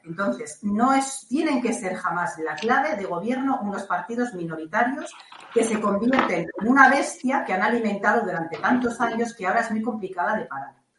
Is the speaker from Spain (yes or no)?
yes; Catalonia, Spain; now in Balearic Islands, Spain; mi tierra natal, que yo soy catalana